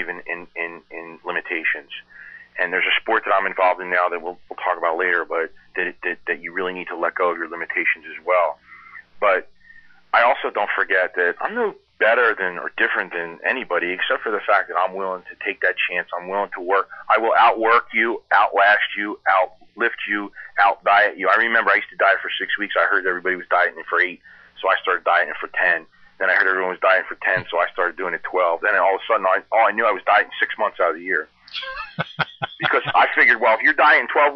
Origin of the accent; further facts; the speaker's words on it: Philadelphia, Pennsylvania, United States; I'm from Philly.